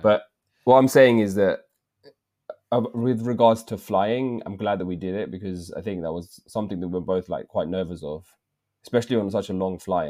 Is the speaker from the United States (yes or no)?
no; England, United Kingdom; accent: English; my accent, English accent